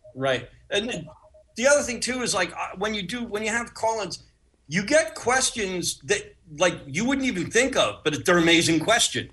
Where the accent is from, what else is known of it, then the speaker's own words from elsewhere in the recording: Uniondale, New York, United States; That's where I grew up in Uniondale. I grew up in the shadow of Hofstra.